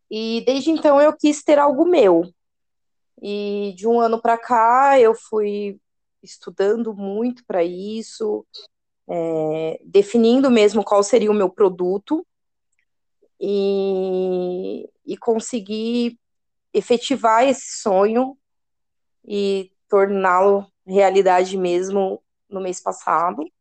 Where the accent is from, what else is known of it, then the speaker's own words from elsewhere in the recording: São Paulo, Brazil; eu tenho 29 anos, e eu sou da Zona Oeste de São Paulo. Moro muito perto do Pico do Jaraguá.